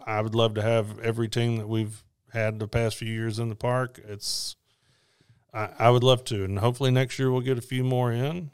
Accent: Memphis, Tennessee, United States; that's my hometown

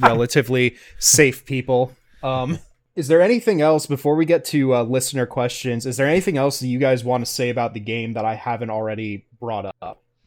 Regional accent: North Carolina, United States; I'm from North Carolina

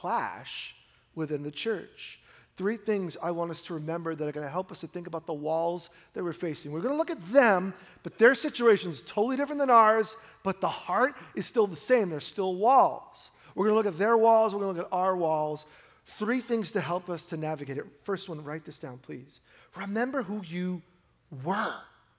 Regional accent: New York City, New York, United States; now in Oregon, United States; I grew up in New York, and you see the world in New York City

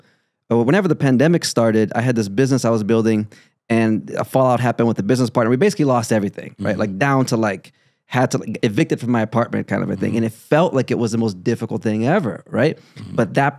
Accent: Chicago, Illinois, United States; I grew up in Chicago. So I still got all my skater friends from Chicago.

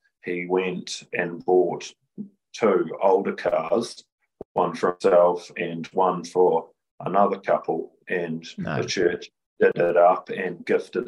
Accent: Gloriavale, West Coast, New Zealand; born or raised there; moved away as an adult; also born or lived in Rangiora, New Zealand / Cust, New Zealand

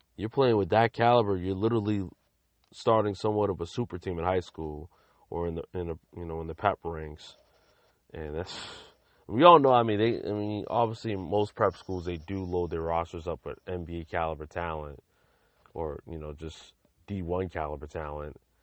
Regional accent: Lynn, Massachusetts, United States; I'm from Lynn, but I'm born and raised in Massachusetts

